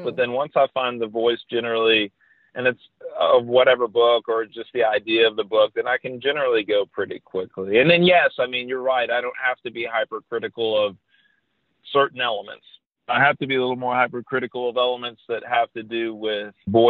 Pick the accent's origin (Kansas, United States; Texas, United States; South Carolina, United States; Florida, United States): Texas, United States; Texas coast, United States; moved away as an adult; now in Indiana, United States; I grew up on the Texas coast